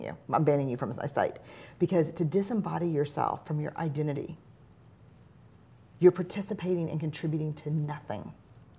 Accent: New Orleans, Louisiana, United States; Growing up in New Orleans

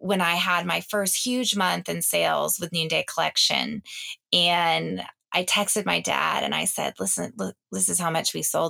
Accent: the South, United States; growing up in the South with parents that had very traditional roles

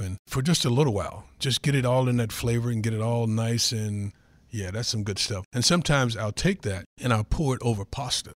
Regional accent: North Carolina, United States; moved away; a kid growing up in North Carolina, like I said, everything on the pig we ate

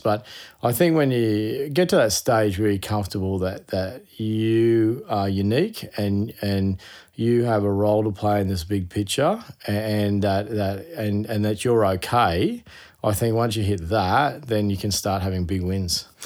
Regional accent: Queensland, Australia; being a Queenslander

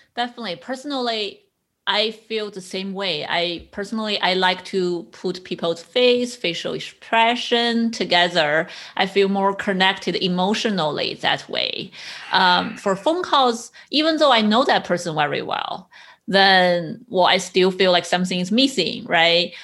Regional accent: China; also born or lived in East Coast, United States; now in West Coast, United States; I grew up in China

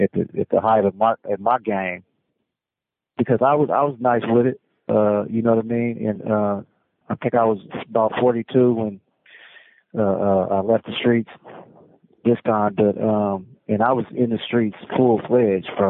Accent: Oakland, California, United States; I'm from West Oakland

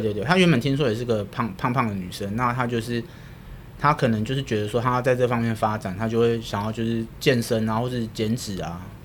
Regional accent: Taiwan; 我们台湾人

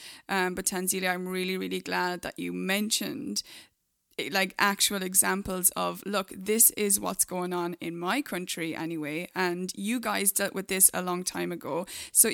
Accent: Ireland; now in United States; I'm from Ireland, and we're here in the US

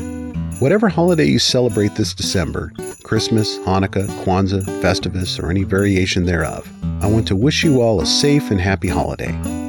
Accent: Yakima, Washington, United States; as he hailed from my hometown of Yakima, Washington, and had even attended the same community college as me.

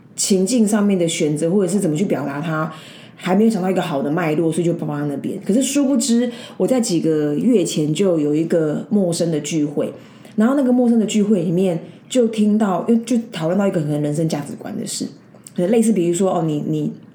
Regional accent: Taiwan; 我们台湾人就是比较humble

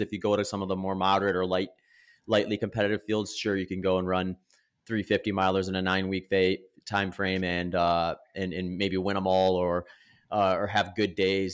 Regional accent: Wisconsin, United States; moved away as an adult; also born or lived in Northern California / Phoenix, Arizona; now in Austin, United States; I grew up in Wisconsin, lived there for about 20 years.

